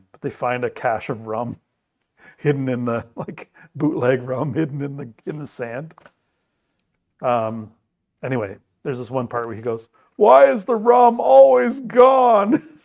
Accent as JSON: {"language": "English", "area": "Bruce County", "region": "Ontario", "country": "Canada", "tie": "born or raised there", "said": "growing up in Bruce County"}